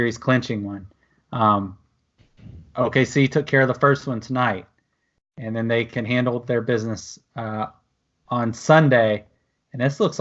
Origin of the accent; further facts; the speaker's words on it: Oklahoma City, Oklahoma, United States; growing up in Oklahoma City